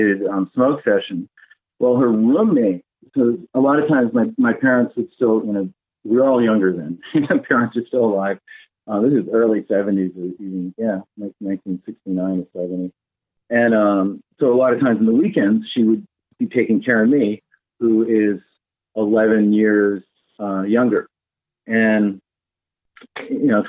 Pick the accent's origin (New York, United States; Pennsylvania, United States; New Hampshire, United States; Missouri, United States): New Hampshire, United States; New England; moved away as an adult; also born or lived in Jamaica; now in Hawaii, United States; growing up in New England and then always wanting to travel